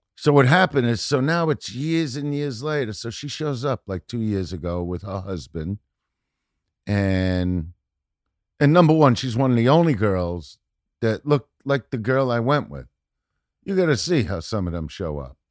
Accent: New York City, New York, United States; moved away; I'm from Brooklyn

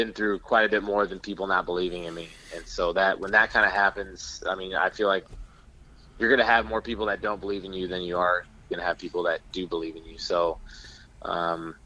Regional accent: near Chico, California, United States; Chico, California. It's right next to my hometown.

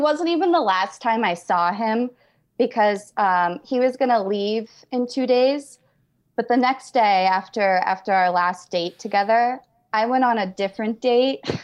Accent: Albany, New York, United States; moved away as an adult; also born or lived in northern New Mexico; now in New Mexico, United States; I'm from Albany, New York, but I moved to, uh, northern New Mexico three months ago.

